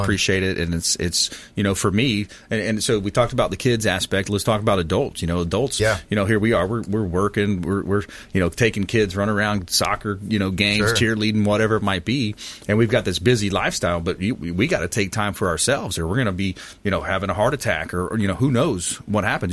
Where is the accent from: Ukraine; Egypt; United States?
United States; Caloosahatchee River, South Florida; I grew up on the Coosa-Hatchee River in South Florida